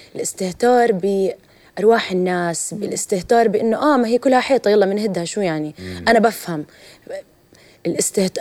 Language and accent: Arabic; Jordan; also born or lived in Ramallah, Palestine; كفلسطينيه اردنيه عربيه